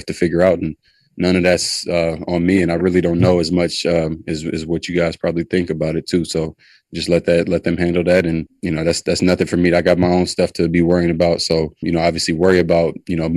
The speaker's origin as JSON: {"language": "English", "town": "East Palo Alto", "region": "California", "country": "United States", "said": "I'm from East Palo Alto, California. I grew up with $0"}